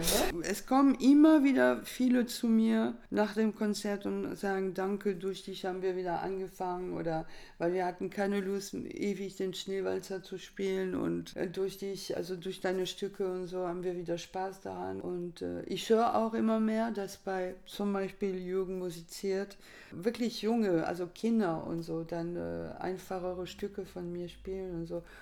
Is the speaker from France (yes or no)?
yes; France; moved away; bei uns in Frankreich